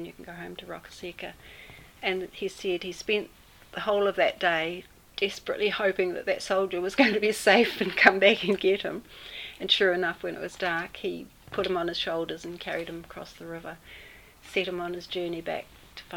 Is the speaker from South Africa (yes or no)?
no; New Zealand; first language English; I'm not English, I'm a New Zealander, but I only speak English